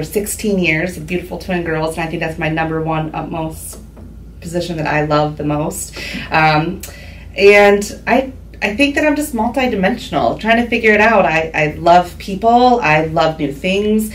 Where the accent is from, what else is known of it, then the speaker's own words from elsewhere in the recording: Huron, Ohio, United States; also born or lived in Cincinnati / Michigan; now in Norwalk, United States; I grew up in Huron, Ohio